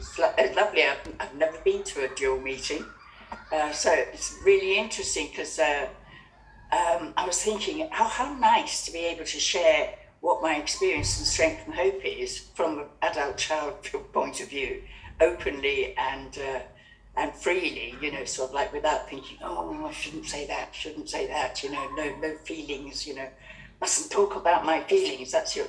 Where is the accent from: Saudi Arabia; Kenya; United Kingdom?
Kenya; I was brought up and born in Kenya, where my parents were the Happy Valley set.